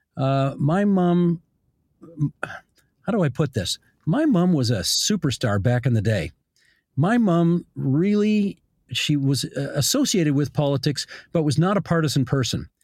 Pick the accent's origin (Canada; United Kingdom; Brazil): Canada; Hamilton, Ontario; I grew up on the West Mountain in Hamilton